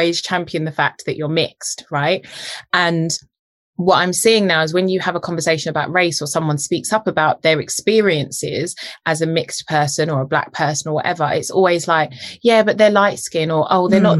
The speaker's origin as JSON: {"language": "English", "country": "United Kingdom", "tie": "born or raised there", "also_born_or_lived": "Jamaica", "said": "I was British raised"}